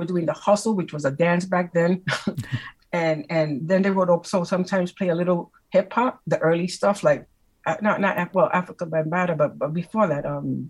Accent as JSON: {"language": "English", "town": "New York City", "region": "New York", "country": "United States", "tie": "born or raised there", "said": "I grew up in Spanish Harlem. Mm-hmm. I came from my family's from Puerto Rico, and you know, we lived in Spanish Harlem. So I mean, during those times, it wasn't the best neighborhood"}